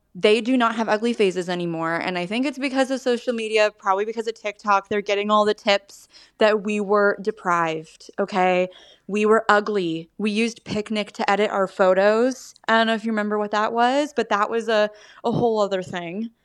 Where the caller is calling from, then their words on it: California, United States; I'm calling from California